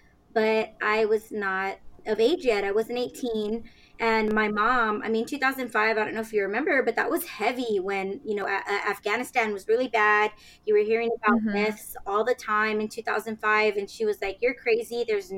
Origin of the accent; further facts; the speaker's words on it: San Antonio, Texas, United States; I was born and raised in San Antonio, Texas, and after 32 crazy years, here I am.